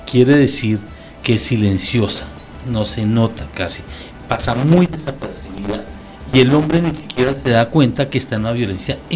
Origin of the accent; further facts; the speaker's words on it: Colombia; Hasta para eso somos colombianos.